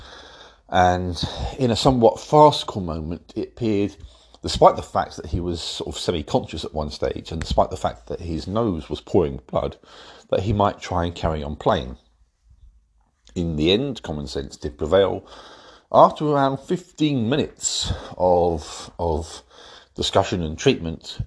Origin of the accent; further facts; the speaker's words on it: England, United Kingdom; I'm English and England is where it's at for me